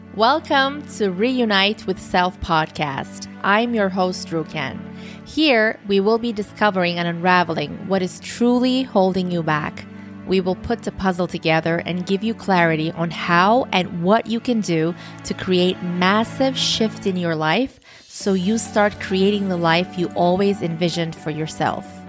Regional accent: Turkey; first language Turkish; English is a second language; I am originally from Turkey, so my first language is Turkish.

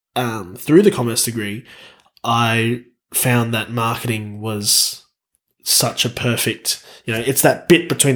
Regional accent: Townsville, Queensland, Australia; moved away as an adult; now in Canberra, Australia; I was classically trained back in my hometown of Townsville

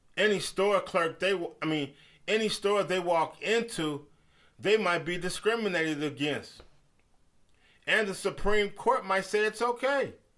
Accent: United States; We Americans

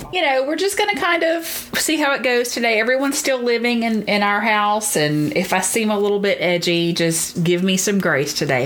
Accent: Deep South, United States; If you can't tell from my accent, I grew up in the very deep south

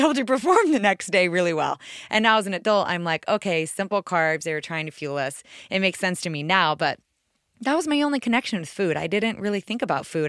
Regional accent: right outside DC, East Coast, United States; I grew up on the East Coast right outside DC

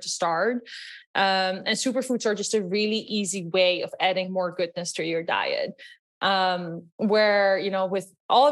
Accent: Netherlands; English is a second language; moved away; also born or lived in Los Angeles, United States / New York, United States; You might hear from my accent. I'm actually from Holland.

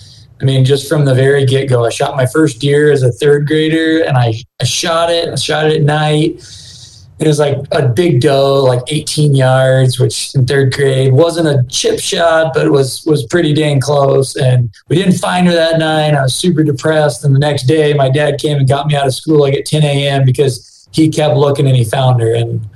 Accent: Iowa, United States; also born or lived in Washington / Georgia / Missouri; I grew up in Southeast Iowa. I actually kind of grew up everywhere. My dad was in the military, so I lived in Washington for a while and Georgia and Missouri. But ultimately, high school and middle school in Southeast Iowa

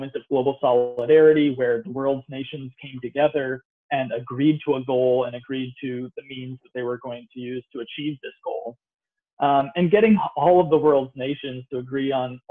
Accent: United States; my home country, the United States

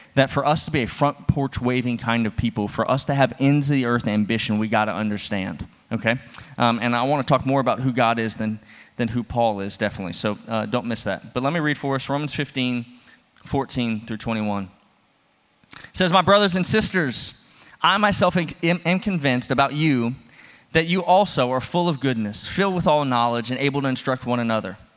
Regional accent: the South, United States; moved away; I'm from the South. We love our porches.

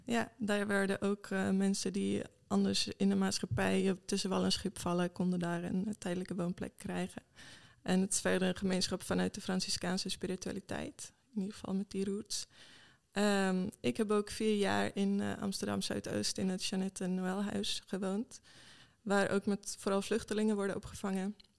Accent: Sweden; Dutch is a second language; moved away as an adult; also born or lived in Malmö, Sweden / England / Enschede, Netherlands; now in Netherlands; Ik kom oorspronkelijk uit Zweden.

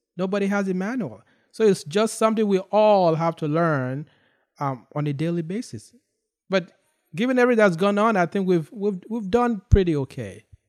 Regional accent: Nigeria; now in United States; I grew up in Nigeria

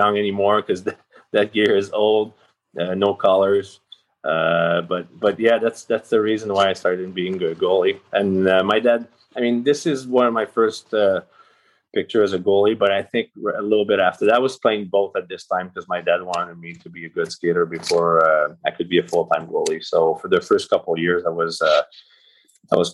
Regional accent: Rimouski, Quebec, Canada; also born or lived in Chandler, Quebec; I think I was 1 year old when I moved away from Chandler, where I was born. So Rimouski is the city where I grew up

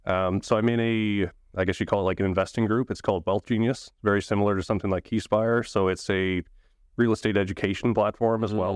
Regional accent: Saint John, New Brunswick, Canada; So born and raised in Saint John, New Brunswick. I've always been there

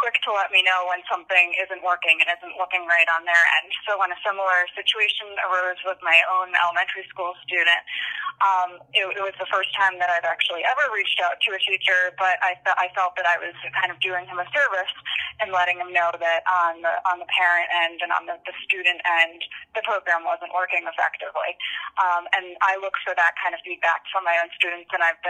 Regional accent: Long Island, New York, United States; moved away as an adult; now in Pennsylvania, United States; I grew up on Long Island, so I went to Lumbrook High School on Long Island

